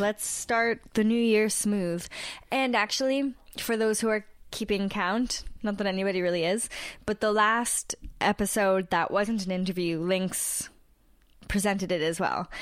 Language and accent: English; Canada; also born or lived in Toronto; we're two Canadian podcasters in Toronto